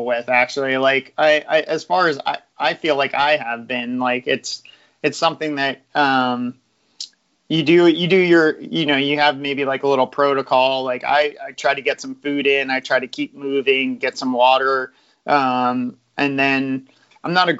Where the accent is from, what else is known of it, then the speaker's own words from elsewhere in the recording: United States; as an American